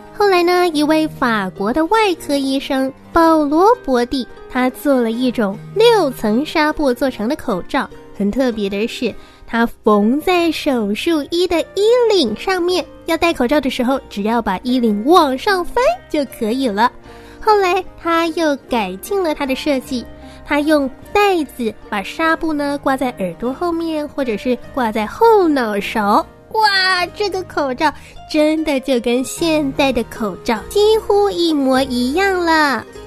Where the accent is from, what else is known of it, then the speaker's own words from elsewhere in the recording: Shanghai, China; 今年六岁七个月，我来自上海